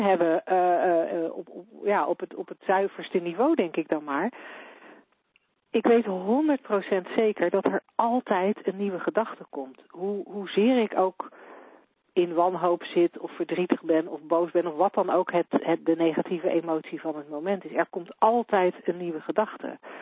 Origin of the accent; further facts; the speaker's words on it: Netherlands; voor mij als Nederlander